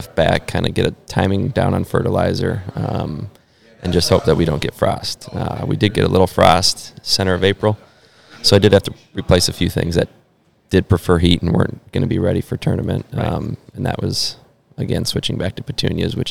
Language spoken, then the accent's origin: English; Lino Lakes, Minnesota, United States; moved away as an adult; now in Charlotte, United States; That's where I'm from.